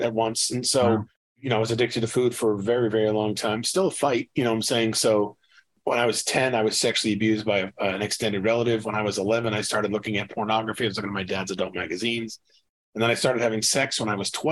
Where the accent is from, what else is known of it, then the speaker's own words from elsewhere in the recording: about 45 miles north of Boston, New Hampshire, United States; moved away as an adult; also born or lived in Brooklyn, New York; now in McKinney, United States; I was born in Brooklyn, New York. I grew up in the Northeast, about 45 miles north of Boston, but I've been in Texas, McKinney, Texas, north of Dallas for about 16 years.